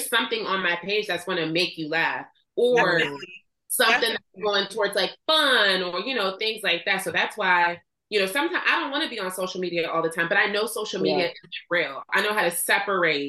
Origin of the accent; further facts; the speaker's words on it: Pittsburgh, Pennsylvania, United States; also born or lived in Rankin, Pennsylvania; I grew up in Pittsburgh. I was born here, but I didn't go to school down here.